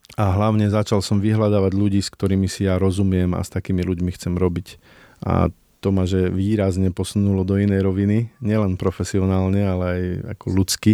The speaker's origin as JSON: {"language": "Slovak", "country": "Slovakia", "said": "Ja pochádzam z Tatier"}